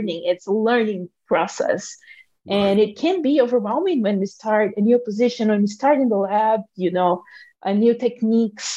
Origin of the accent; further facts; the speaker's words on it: Brazil; moved away as an adult; now in Madison, United States; I'm here and I'm from Brazil